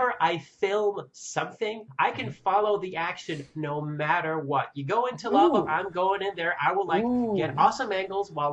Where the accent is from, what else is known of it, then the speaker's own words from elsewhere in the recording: Canada; I'm Canadian